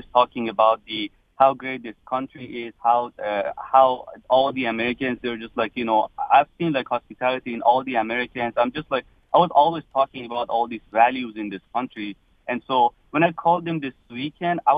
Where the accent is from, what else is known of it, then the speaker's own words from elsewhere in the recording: Iran; moved away as an adult; now in Dearborn, United States; I came from Iran, one of the seven countries that they're in the list right now. So I just came here in 2009